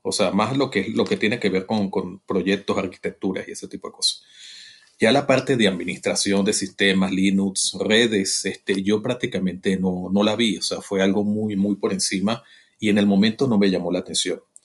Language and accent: Spanish; Venezuela; moved away as an adult; now in Mexico; yo soy venezolano, nací en, Venezuela, mi hermoso país